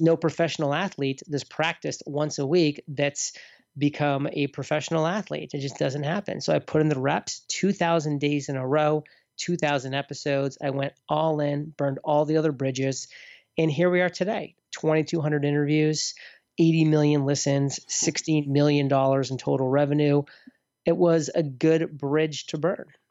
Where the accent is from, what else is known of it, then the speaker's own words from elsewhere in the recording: near Portland, Maine, United States; moved away; also born or lived in Boston; Portland, Maine, so near my hometown growing up